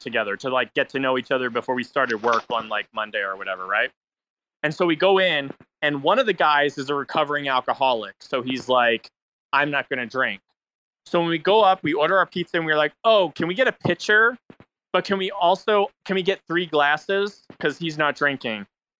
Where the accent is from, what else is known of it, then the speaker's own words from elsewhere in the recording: East Coast, United States; we're all from the East Coast, mind you.